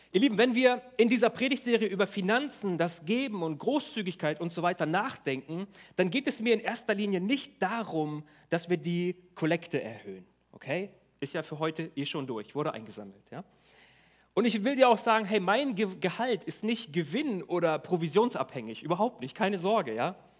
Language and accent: German; Germany; wir als Deutsche